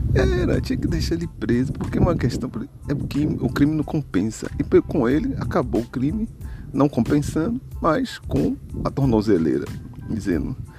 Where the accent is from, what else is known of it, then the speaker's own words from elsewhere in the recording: Brazil; also born or lived in Bahia; falando como brasileiro comum